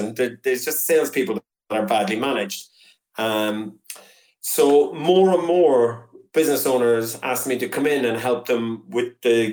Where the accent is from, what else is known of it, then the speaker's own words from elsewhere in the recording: Cork, Munster, Ireland; now in Lisburn, United Kingdom; I'm from Cork, but I'm still living in Lisburn in Northern Ireland